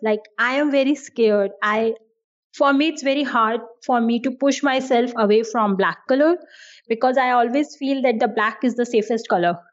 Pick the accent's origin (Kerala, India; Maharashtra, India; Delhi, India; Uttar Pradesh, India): Delhi, India; New Delhi; first language Hindi; English is a second language; I'm from India and I'm from the capital of India, which is New Delhi.